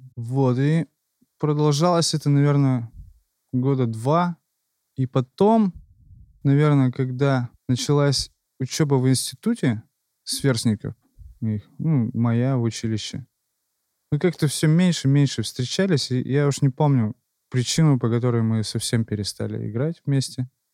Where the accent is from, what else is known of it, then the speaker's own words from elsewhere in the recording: Yekaterinburg, Sverdlovsk Oblast, Russia; Родился в Екатеринбурге